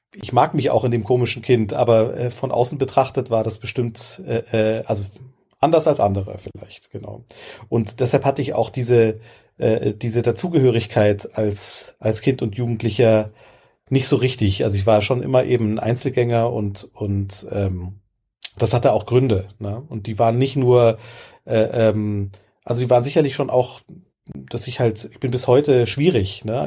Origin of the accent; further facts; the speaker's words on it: Ebersberg, Bavaria, Germany; ich bin ja, groß geworden in Bayern auf dem Land